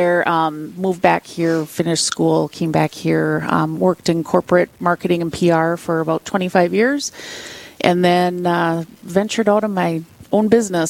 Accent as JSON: {"language": "English", "town": "Aurora", "region": "Minnesota", "country": "United States", "tie": "born or raised there", "said": "I was born and raised Catholic up on the Iron Range."}